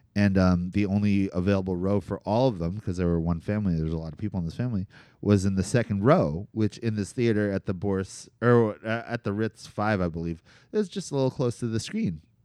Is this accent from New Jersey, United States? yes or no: yes; Cherry Hill, New Jersey, United States; growing up in New Jersey, and specifically central New Jersey